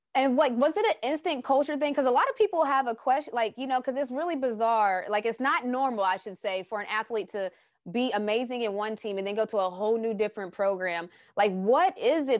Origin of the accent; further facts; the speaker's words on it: West Virginia, United States; moved away as an adult; I came from West Virginia, and so I'm small town, small city